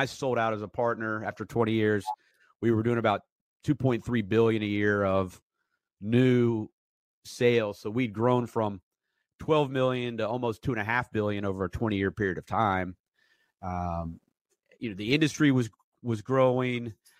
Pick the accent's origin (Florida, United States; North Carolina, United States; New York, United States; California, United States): North Carolina, United States; Asheville; I grew up in Asheville, like 4th grade on